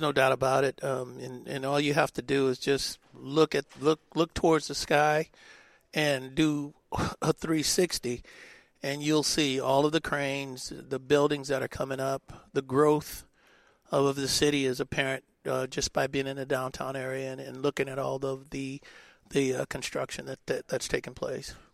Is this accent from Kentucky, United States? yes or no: no; Oakland, California, United States; that's my hometown